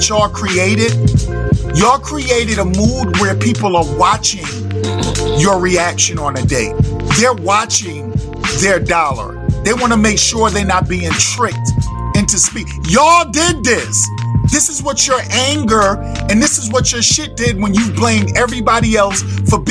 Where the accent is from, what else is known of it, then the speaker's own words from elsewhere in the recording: New York City, New York, United States; I'm a New Yorker.